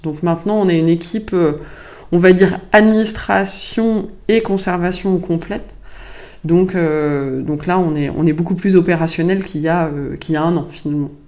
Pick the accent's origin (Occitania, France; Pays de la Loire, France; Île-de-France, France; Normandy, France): Pays de la Loire, France; La Roche-sur-Yon; moved away as an adult; also born or lived in Nantes; now in Tours, France; je suis née à Nantes, mais euh, j'ai grandi toute mon enfance en Vendée, donc à la campagne